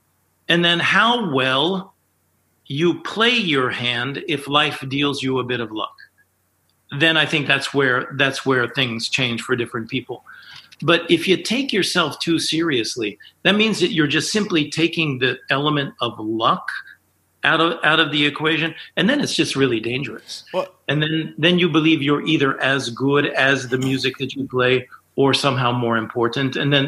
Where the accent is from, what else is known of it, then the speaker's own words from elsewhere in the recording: San Antonio, Texas, United States; I was raised in San Antonio, Texas as an Air Force brat.